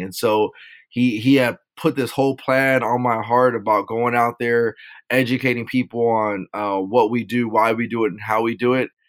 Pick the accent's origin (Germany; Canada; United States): United States; Rialto, California; also born or lived in Las Vegas, Nevada; I'm from Southern California, grew up in a city named Rialto.